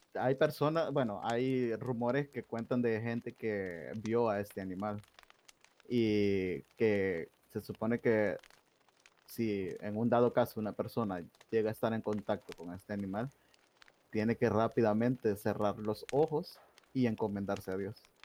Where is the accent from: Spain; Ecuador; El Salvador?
El Salvador; yo soy de El Salvador